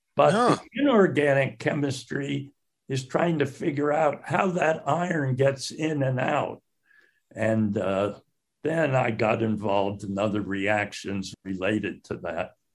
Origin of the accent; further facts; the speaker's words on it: Northampton, Massachusetts, United States; also born or lived in Salt Lake City, Utah / Connecticut; as a teenager in high school, I grew up in Northampton, Massachusetts